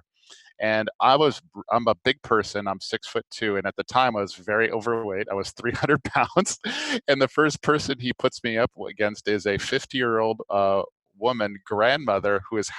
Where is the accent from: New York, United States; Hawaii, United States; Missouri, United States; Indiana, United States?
Hawaii, United States; Maui; moved away; I grew up in Maui